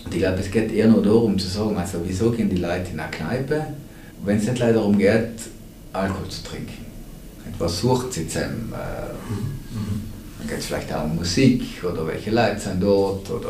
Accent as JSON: {"language": "German", "region": "Trentino-Alto Adige", "country": "Italy", "said": "gerade bei uns in Südtirol noch irgendwo"}